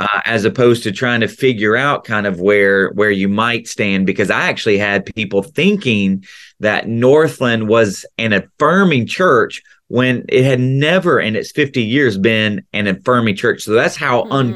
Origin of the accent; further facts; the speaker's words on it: right outside of Memphis, Tennessee, United States; accent: Tennessee accent; Southern accent; moved away as an adult; now in Central Florida, United States; I grew up in the South, right outside of Memphis